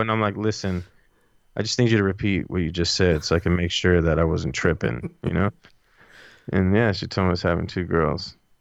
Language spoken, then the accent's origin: English; Los Angeles, California, United States; born or raised there